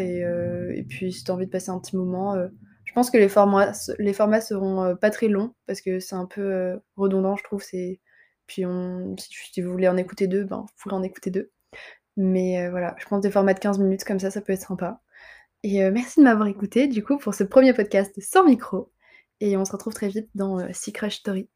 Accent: Montpellier, Occitania, France; also born or lived in Avignon; je suis montpelliéraine et euh, j'ai grandi dans le sud, globalement. Enfin, globalement, dans le sud, si on considère que Avignon c'est le sud

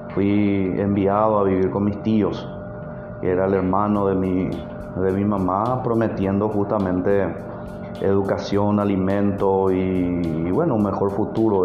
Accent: Paraguay; el país de donde yo soy ahora

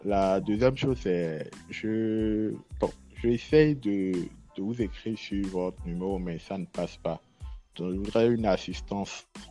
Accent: Benin; moi je suis au Binet, je suis béninois et puis j'ai obtenu mes diplômes au Bénin

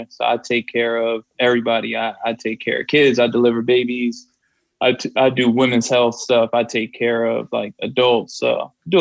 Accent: New Jersey, United States; moved away; growing up in Jersey

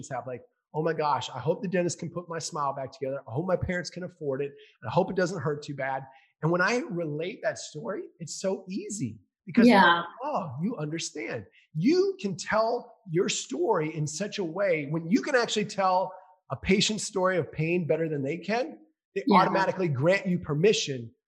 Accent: Minnesota, United States; I grew up in Minnesota. I grew up playing hockey

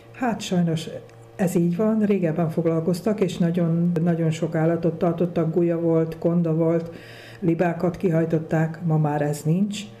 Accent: Kunság, Hungary; now in Hunyadfalva, Hungary; én a kunság ba szület, vagy ott születtem, de itt lakok már nagyon rég, 35 éve itt lakom

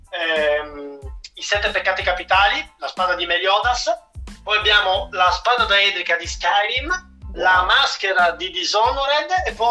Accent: Castiglione, Italy; Sul, praticamente il giornale del mio paese, mm. di Castiglione, hanno pubblicato un articolo interamente creato su di me eh. sia a Castiglione sia a Milano.

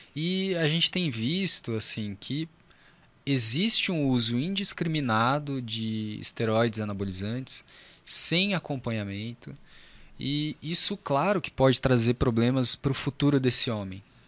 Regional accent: São José, Brazil; eu sou de São José mesmo

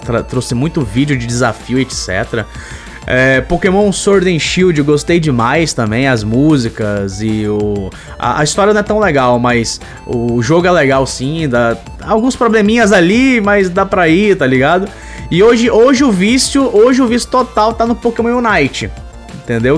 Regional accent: Manaus, Amazonas, Brazil; eu sou de Manaus

